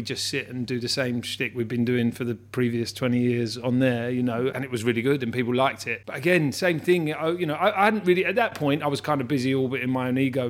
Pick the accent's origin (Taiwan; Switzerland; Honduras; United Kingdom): United Kingdom; Hammersmith, London; Yeah, I was born in Hammersmith, on North End Road when I was a kid.